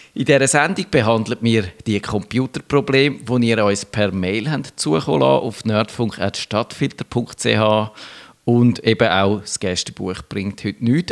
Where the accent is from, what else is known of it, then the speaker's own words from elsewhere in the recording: Switzerland; bei uns in der Schweiz